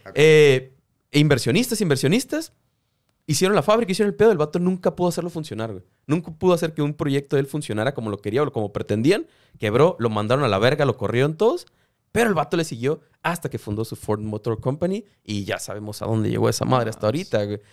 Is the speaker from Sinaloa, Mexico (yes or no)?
no; Tijuana, Baja California, Mexico; now in Mexicali, Mexico; yo soy de Tijuana, viviendo en Mexicali ahorita